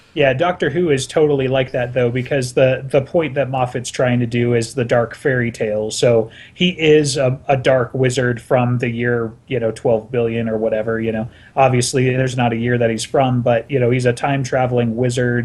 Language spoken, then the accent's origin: English; Salt Lake City, Utah, United States; I'm from Salt Lake City